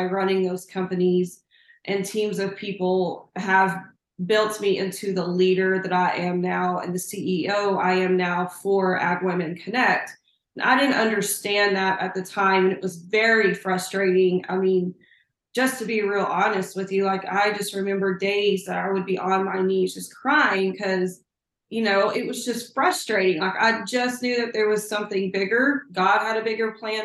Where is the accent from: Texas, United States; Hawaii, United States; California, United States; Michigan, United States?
Texas, United States; Plainview; moved away as an adult; now in Lubbock, United States; I'm a small town girl. I am from Plainview, Texas, which is up in the panhandle.